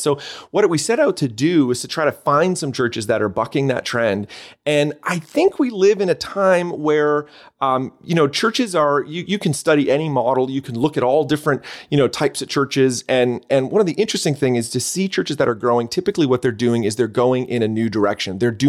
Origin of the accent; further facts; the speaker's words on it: Canada; accent: Canadian; When I'm down there, people, they hear my Canadian accent. And then when I'm up here, they hear that they say I sound American.